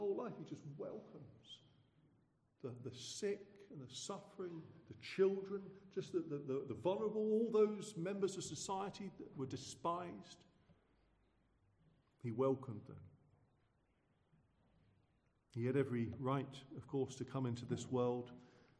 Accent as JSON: {"language": "English", "area": "Suffolk", "region": "East of England", "country": "United Kingdom", "said": "growing up in Suffolk, where I'm from."}